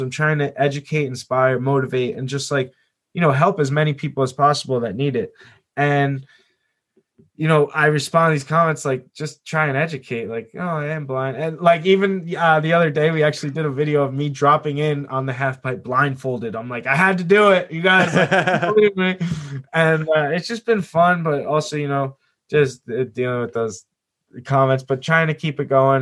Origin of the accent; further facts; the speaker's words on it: New Jersey, United States; I'm from Jersey